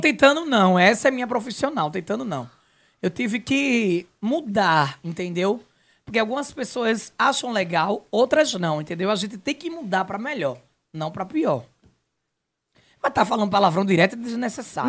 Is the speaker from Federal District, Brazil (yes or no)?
no; Nazaré da Mata, Pernambuco, Brazil; de onde eu sou, a minha naturalidade Nazaré da Mata